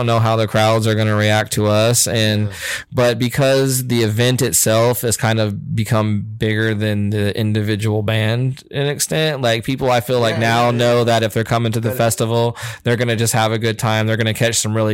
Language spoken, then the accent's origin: English; Topeka, Kansas, United States; born or raised there